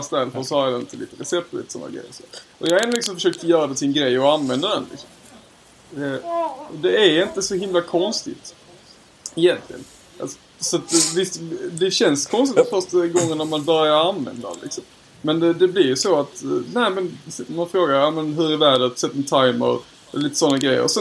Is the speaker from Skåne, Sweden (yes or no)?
yes; Lund, Skåne, Sweden; Ja, jag är från Lund.